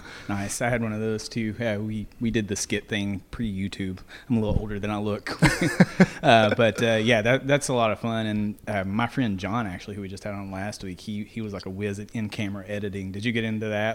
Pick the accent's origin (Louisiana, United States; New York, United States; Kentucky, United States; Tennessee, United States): Kentucky, United States; Greenville; my hometown of Greenville, Kentucky